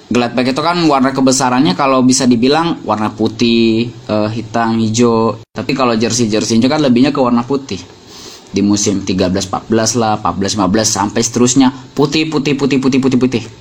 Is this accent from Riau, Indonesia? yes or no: no; Bogor Regency, West Java, Indonesia; bahkan ada di daerahku Kabupaten Bogor